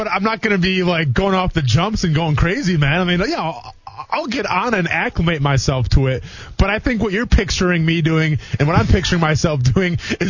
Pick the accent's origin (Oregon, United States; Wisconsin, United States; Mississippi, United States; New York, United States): Wisconsin, United States; I grew up in Wisconsin. I grew up in the great old Midwest, so I'm used to the cold a little bit and some of those dreary days.